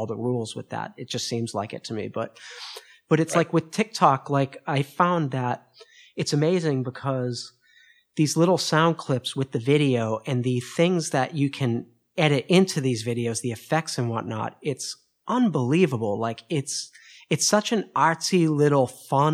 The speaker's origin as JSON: {"language": "English", "town": "Boston", "region": "Massachusetts", "country": "United States", "moved": "yes", "lives_now": "Paris, France", "said": "I'm from Boston initially, in Boston, here in Paris"}